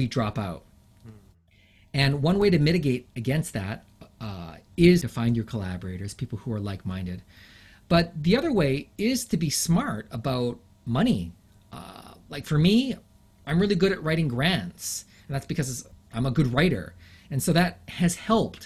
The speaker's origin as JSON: {"language": "English", "region": "London", "country": "United Kingdom", "tie": "born or raised there", "also_born_or_lived": "Japan", "first_language": "English", "moved": "yes", "lives_now": "Canada", "said": "I was born in London, England"}